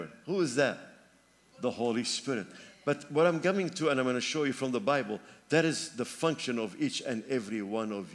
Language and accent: English; Lebanon; moved away; my home country, Lebanon